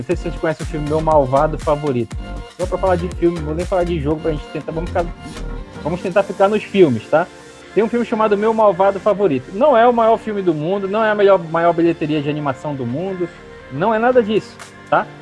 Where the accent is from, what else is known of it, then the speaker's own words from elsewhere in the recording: Manaus, Amazonas, Brazil; essa empresa começou ali no Coroado, no Coroado 3, um bairro onde eu cresci, onde eu vivi minha vida toda até me casar